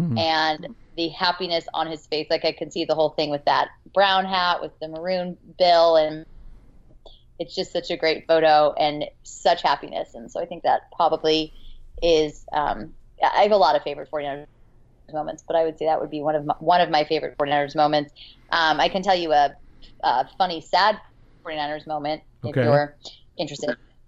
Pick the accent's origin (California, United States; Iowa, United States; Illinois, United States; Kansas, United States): California, United States; Los Angeles; Well, I am originally from Los Angeles, California, and I live in Los Angeles now